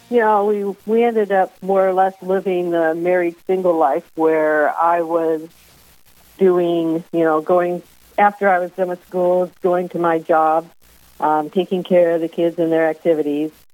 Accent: California, United States; moved away as an adult; now in Vermillion, United States; I was raised in California, but my parents grew up in South Dakota and Iowa

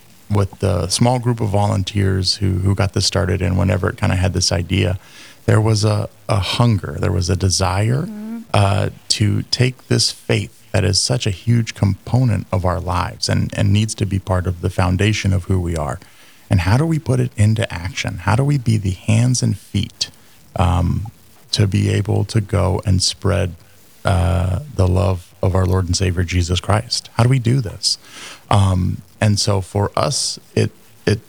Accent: California, United States; moved away as an adult; now in Fargo, United States; I'm originally from California, and I moved really to Fargo in 2008

